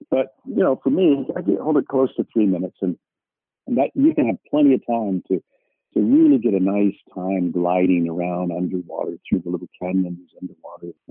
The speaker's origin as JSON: {"language": "English", "town": "Bethesda", "region": "Maryland", "country": "United States", "tie": "born there", "said": "I was born in Bethesda Naval Hospital, which is where they take the presidents for their physicals"}